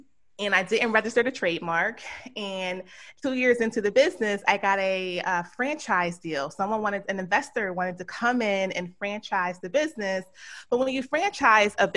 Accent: Philadelphia, Pennsylvania, United States; moved away as an adult; also born or lived in Georgia; grew up in Philadelphia, went to public school there

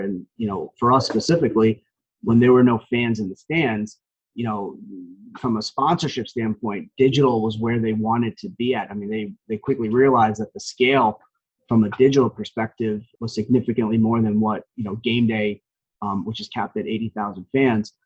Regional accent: Parsippany, New Jersey, United States; also born or lived in Montville, New Jersey; born and raised in Parsippany, New Jersey, which is basically a, a town in Morris County.

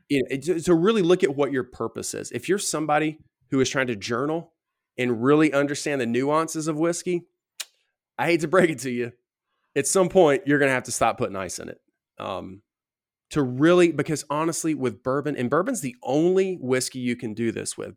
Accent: the South, United States; growing up in the South

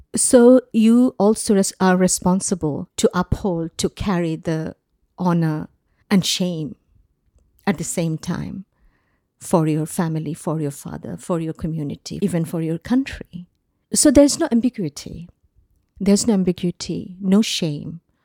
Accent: Bangladesh; moved away; I grew up in Bangladesh, uh, because of, uh, the nature of my father's job. Um, we ended up living in different cities of Bangladesh.

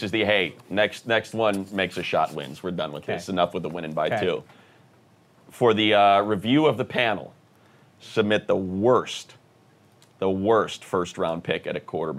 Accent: Staten Island, New York, United States; I hate it here. I was born here, I was raised here, and I've been trying to get out of here my whole life.

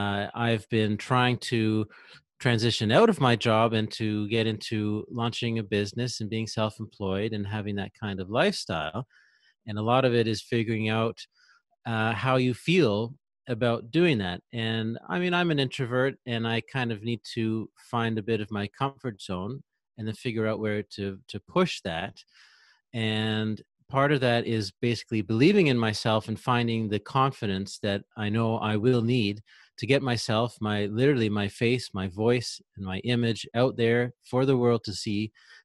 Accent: Canada; Sure. Well, I'm from Canada. I live in Quebec in Canada, actually near Ottawa, which is in Ontario, but right between Quebec and Ontario there.

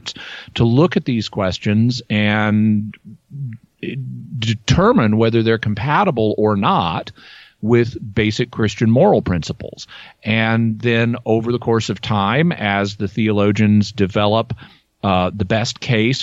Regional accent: Arkansas, United States; I grew up in Arkansas

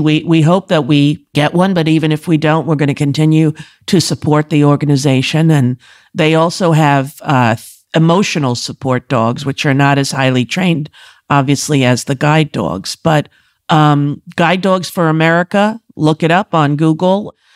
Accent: Commack, New York, United States; I'm from Comac, exit fifty-two

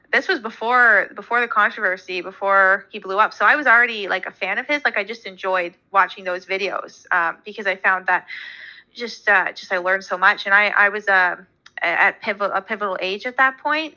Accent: about two hours from Toronto, Ontario, Canada; my hometown is about two hours from Toronto, and then obviously where I live now, I still live in Ontario.

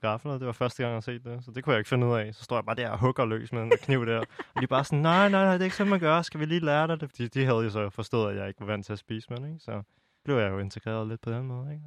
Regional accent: Denmark; also born or lived in China; jeg er vokset op i en helt anden omgivelser i Danmark

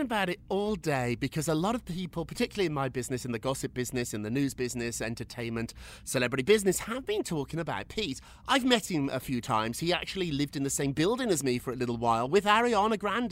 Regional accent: United Kingdom; I, am a British guy. I, yeah. I grew up in Britain.

